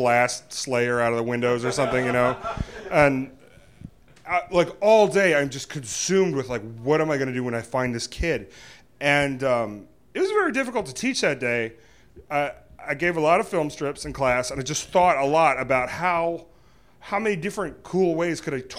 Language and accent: English; Virginia, United States; We're from Virginia